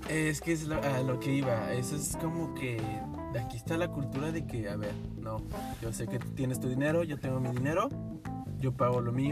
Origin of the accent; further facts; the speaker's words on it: Mexico; now in Canada; Y nosotros como mexicanos podemos, pero nada más creo